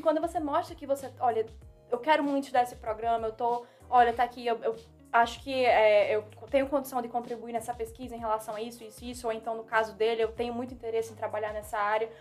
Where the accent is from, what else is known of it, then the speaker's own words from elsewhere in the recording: Northeast Region, Brazil; accent: nordestino; first language Portuguese; moved away as an adult; now in United States; o meu sotaque nordestino também que é carregado.